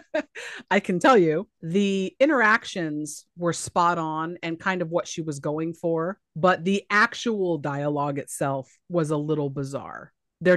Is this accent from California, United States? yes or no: yes; Southern California, United States; I grew up in Southern California